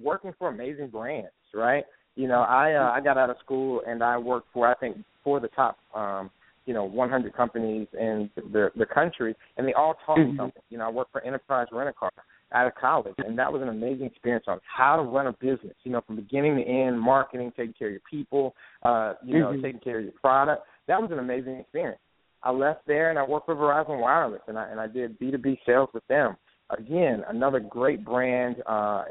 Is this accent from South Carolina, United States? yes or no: yes; Spartanburg, South Carolina, United States; I grew up in Spartanburg, South Carolina.